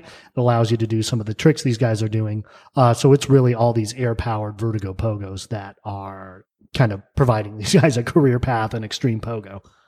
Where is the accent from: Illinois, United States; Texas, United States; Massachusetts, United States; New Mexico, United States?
New Mexico, United States; moved away as an adult; also born or lived in New York; now in Pittsburgh, United States; I grew up in New Mexico.